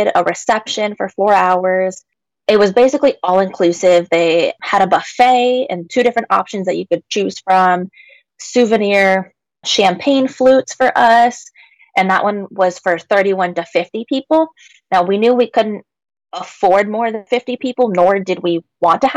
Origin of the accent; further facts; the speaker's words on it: Washington, United States; my home state here in Washington